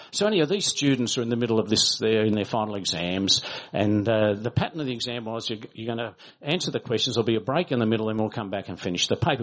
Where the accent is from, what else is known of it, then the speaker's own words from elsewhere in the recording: Australia; as Australian Baptists